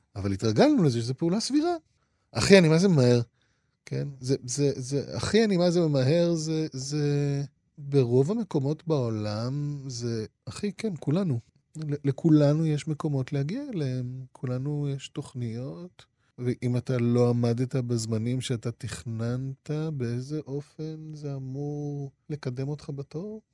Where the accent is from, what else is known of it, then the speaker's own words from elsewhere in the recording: Israel; also born or lived in Japan; המנהגים שעליהם גדלתי כאן